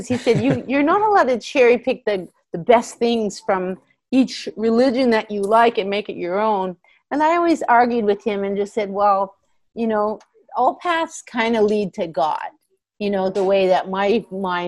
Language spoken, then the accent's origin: English; Canada; also born or lived in India / United States; five of us moved to Canada when I was about, I don't know, I would say four